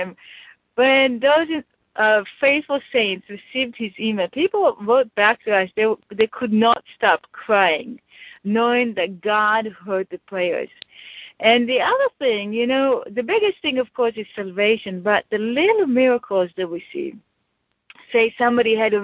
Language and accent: English; Israel; when I grew up in Israel